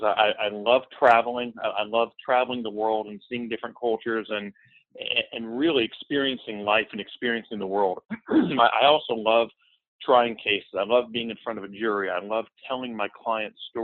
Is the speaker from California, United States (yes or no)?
no; Tampa, Florida, United States; I grew up in Tampa, Florida